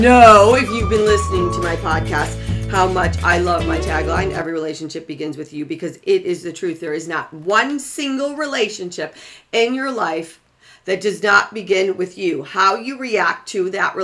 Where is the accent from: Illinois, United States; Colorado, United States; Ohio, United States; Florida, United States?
Illinois, United States; Waukegan; I was born and raised in 20, probably 5 miles outside of Chicago